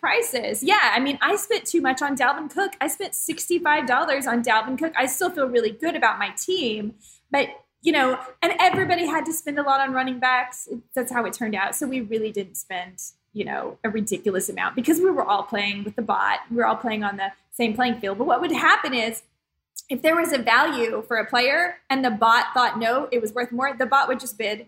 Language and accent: English; Dallas, Texas, United States; I grew up in Dallas